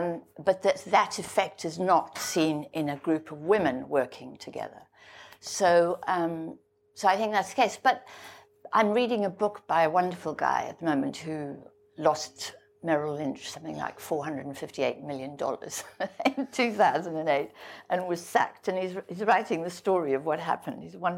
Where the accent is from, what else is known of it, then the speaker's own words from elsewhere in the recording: South Africa; I grew up in South Africa, and I grew up in the apartheid regime